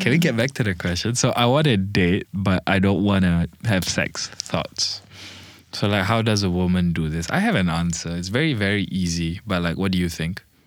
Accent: Malaysia; also born or lived in Bangladesh; I'm Malaysian, so, like, the tiger is my national animal, and I'm half Bangladeshi

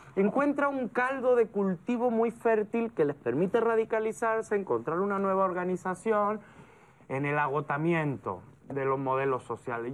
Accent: Andalusia, Spain; moved away as an adult; now in Mexico; yo vengo de la parte que creo que es más interesante de España, que es el sur. Yo soy andaluz.

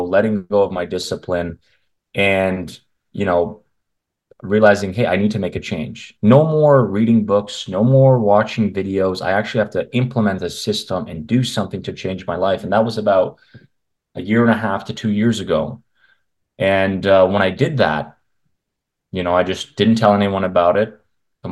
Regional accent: Canada; I grew up in Canada

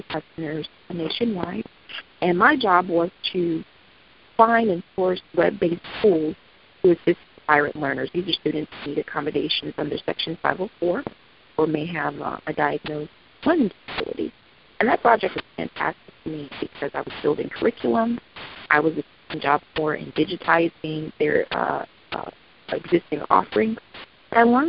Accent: Prince George's County, Maryland, United States; I was in my hometown teaching eighth grade reading and reading English language arts in Prince George's County Public Schools

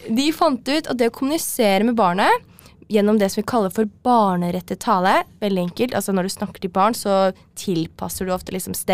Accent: Oslo, Norway; Nå er jeg fra Oslo, da, så det blir jo Dragvoll.

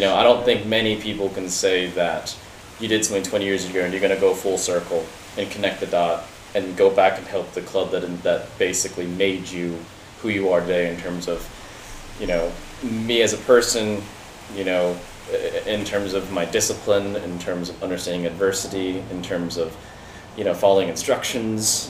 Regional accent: United States

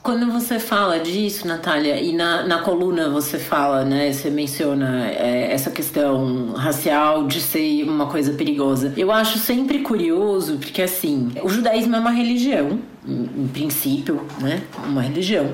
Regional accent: São Paulo, Brazil; que sou de São Paulo

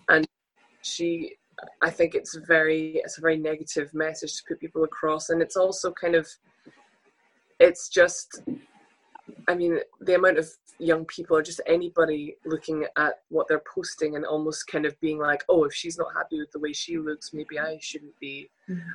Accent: Scotland, United Kingdom; as two Scottish models

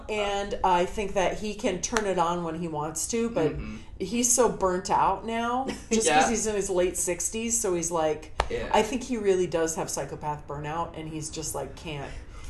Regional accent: Yorba Linda, California, United States; moved away as an adult; now in New York, United States; I grew up in Yorba Linda, which now is the area that the OC, I told you this in the messaging, the OC Register, our like hometown paper, calls that area Trump land.

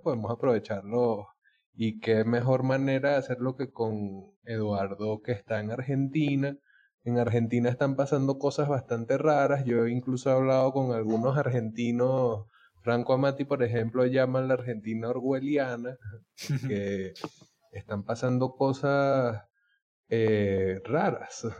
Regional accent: Venezuela; nosotros como somos venezolanos

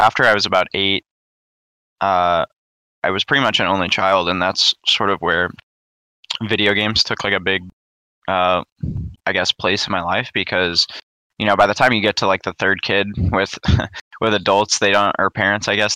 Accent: St. Louis, Missouri, United States; I grew up in St. Louis, Missouri

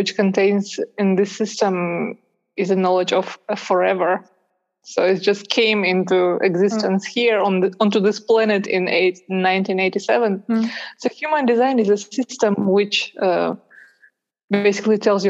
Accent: Russia; English is a second language; I'm from Russia

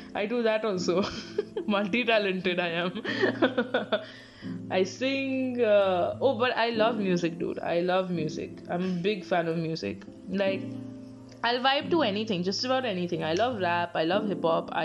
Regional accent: Bangalore, Karnataka, India; I'm from Bangalore

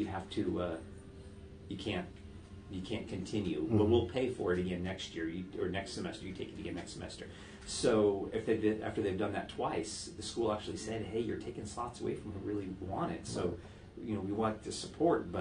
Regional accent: Southern California, United States; moved away; also born or lived in Pacific Northwest / Idaho; I'm from Southern California

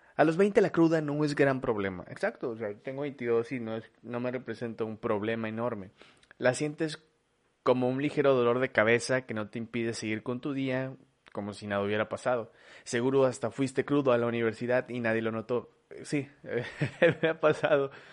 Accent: Mexico; en mi país, es mío

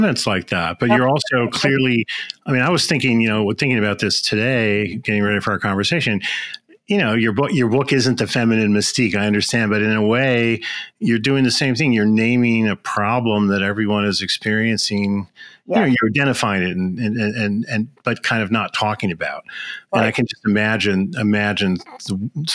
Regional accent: Chicago, Illinois, United States; I'm a Chicagoan

